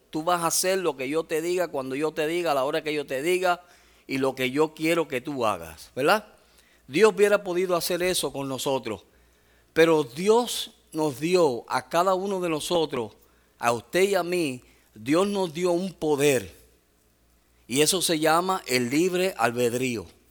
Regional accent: Puerto Rico; soy boricua

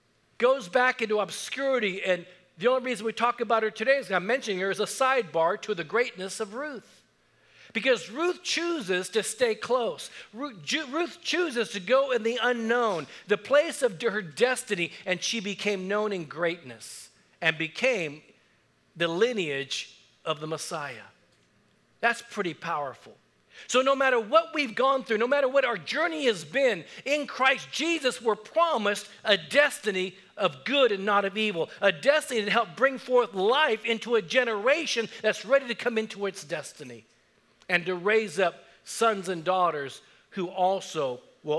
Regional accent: Japan; born there; I was born in Japan. My mother was Japanese. My dad was from Texas. My stepdad was also from Texas. They were military.

